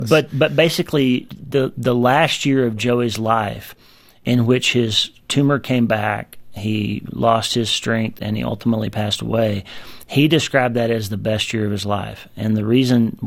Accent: United States; born or raised there

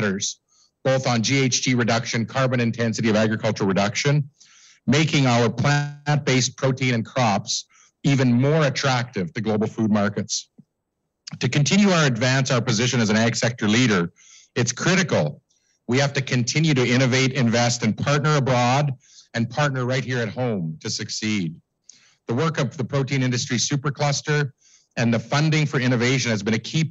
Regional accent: Davidson, Saskatchewan, Canada; when I was a child growing up in Davidson

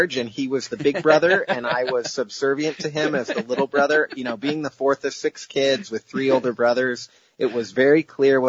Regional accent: Idaho, United States; now in Seattle, United States; growing up in Idaho, where there's no investors or entrepreneurs or venture capitalists

